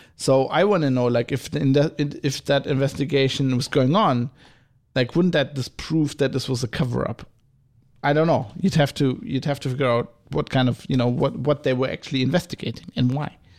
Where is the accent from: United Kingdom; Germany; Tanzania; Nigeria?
Germany; accent: German; go back into my German accent.